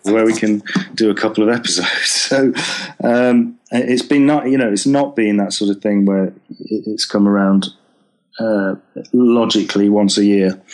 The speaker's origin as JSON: {"language": "English", "town": "Preston", "region": "North West England", "country": "United Kingdom", "moved": "yes", "lives_now": "Brighton, United Kingdom", "said": "I'm from Preston originally"}